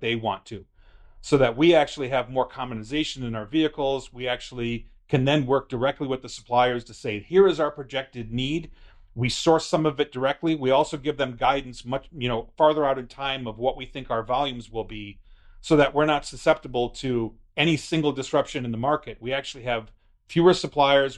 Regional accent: United States; as an American

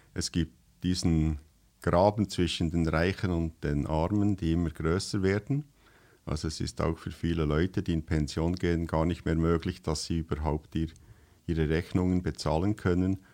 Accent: Switzerland; das, was wir jetzt hier sprechen, ist ja für euch eigentlich Schweizerdeutsch, aber für uns ist das eigentlich eine Fremdsprache.

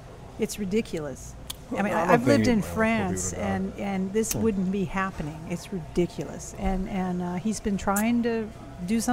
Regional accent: Houston, Texas, United States; moved away as an adult; also born or lived in Paris; I grew up in Houston.

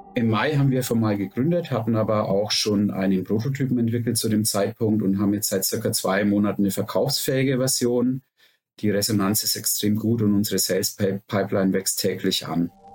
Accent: Nuremberg, Bavaria, Germany; Wir kommen alle aus Nürnberg

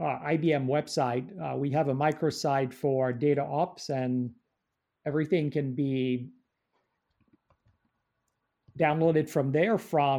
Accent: Paris, Île-de-France, France

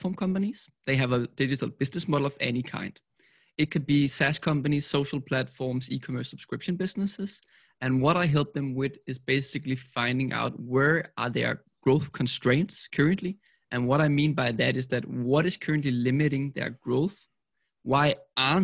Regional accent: Copenhagen, Capital Region of Denmark, Denmark; I'm from Copenhagen, Denmark.

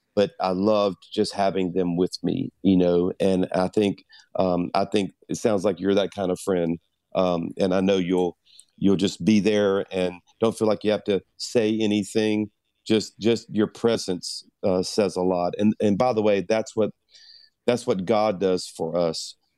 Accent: South Louisiana, United States; I'm a Cajun from South Louisiana

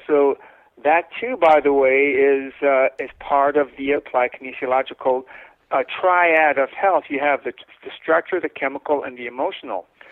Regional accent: Winnipeg, Manitoba, Canada; I grew up in Winnipeg, uh, Manitoba

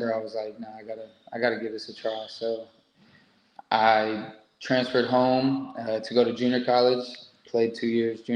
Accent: United States; moved away as an adult; being an American

